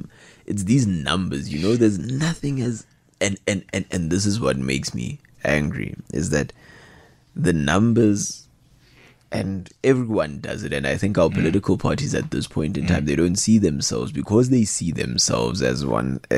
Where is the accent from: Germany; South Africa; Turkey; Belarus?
South Africa; as a South African citizenry